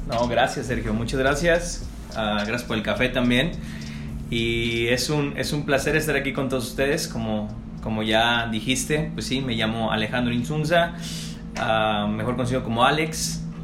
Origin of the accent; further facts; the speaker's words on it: Tepic, Nayarit, Mexico; moved away as an adult; also born or lived in Sinaloa; empecé en Tepic, eh, de donde soy originario